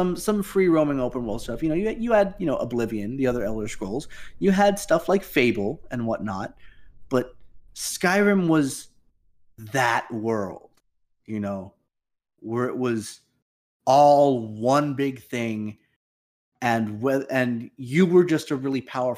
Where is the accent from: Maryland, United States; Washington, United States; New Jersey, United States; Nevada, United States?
Nevada, United States; Las Vegas; the place that I've called my hometown for pretty much all of my life